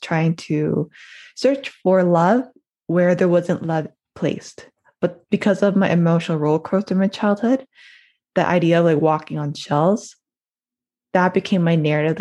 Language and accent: English; Toronto, Ontario, Canada; I'm from Toronto, born and raised in Toronto, Ontario